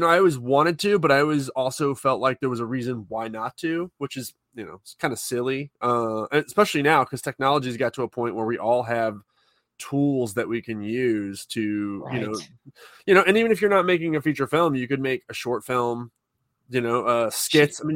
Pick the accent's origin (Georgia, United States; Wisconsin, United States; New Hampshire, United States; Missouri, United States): Missouri, United States; St. Louis; I'm a filmmaker. I have a couple movies now that are out, and I'm from St. Louis